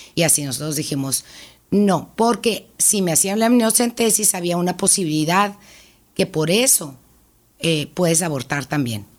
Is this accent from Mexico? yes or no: yes; Hermosillo, Sonora, Mexico; Yo nací aquí en Hermosillo, tengo 54 años